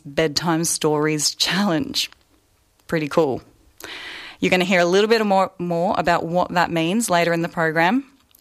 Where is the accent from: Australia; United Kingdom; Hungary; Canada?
Australia; Northern Territory; moved away as an adult; now in Melbourne, Australia; I live on Wurundjeri country, but I'm a Walpri woman. I'm up from the Northern Territory